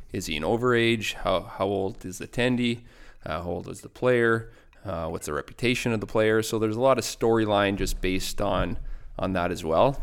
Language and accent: English; Bruno, Saskatchewan, Canada; moved away; also born or lived in Lloydminster; I grew up, uh, in Bruno, Saskatchewan.